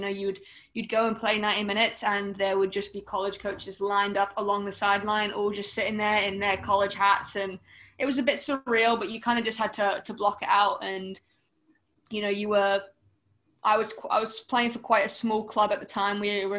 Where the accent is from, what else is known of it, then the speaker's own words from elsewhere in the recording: South Florida, United States; also born or lived in England / North Carolina / Scotland (ancestry); I was born in England and then I moved to America at quite a young age. So my dad got a job in America and we packed up and moved to South Florida. And I pretty much lived there all the way through.